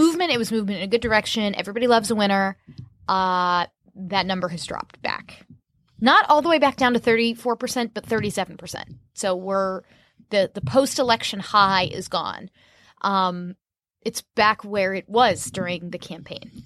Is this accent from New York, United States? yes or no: no; Orlando, Florida, United States; my hometown of Orlando